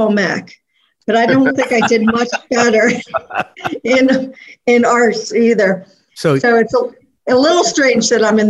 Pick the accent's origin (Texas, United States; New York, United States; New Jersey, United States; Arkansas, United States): New York, United States; upstate; also born or lived in Philadelphia, Pennsylvania; now in Greensboro, United States; Philadelphia, so no matter where I live, I'm always from the city of brotherly love. I grew up in upstate New York, I talk fast and I move fast.